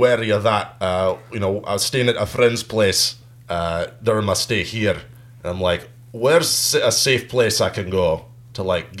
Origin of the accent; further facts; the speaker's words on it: Glasgow, Scotland, United Kingdom; Hey, Edinburgh. I went to school, born and raised in Glasgow.